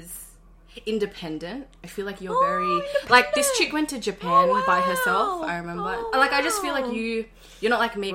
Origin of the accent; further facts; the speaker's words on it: Sydney, New South Wales, Australia; also born or lived in Beverly Hills, Sydney; up until three is when I moved to the Grove and Wattle Grove.